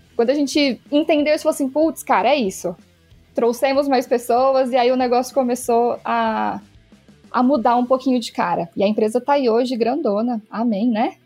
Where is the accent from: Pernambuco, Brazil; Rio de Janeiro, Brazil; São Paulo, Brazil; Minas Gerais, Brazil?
Minas Gerais, Brazil; Sou de Minas, então vai ter sotaque